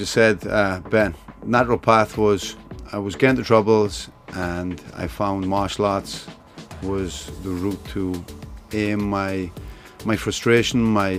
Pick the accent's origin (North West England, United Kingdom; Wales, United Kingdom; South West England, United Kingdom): Wales, United Kingdom; South; now in Hong Kong; I'm a Welshman here in Hong Kong.